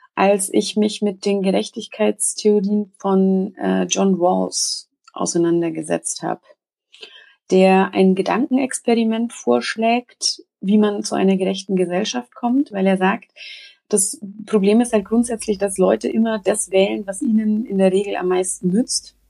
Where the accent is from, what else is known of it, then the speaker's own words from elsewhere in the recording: Upper Franconia, Bavaria, Germany; seit meinem zehnten Lebensjahr Vegetarierin was ähm, im Oberfränkischen äh, durchaus auf Verwunderung stieß, sowohl äh, innerhalb der Familie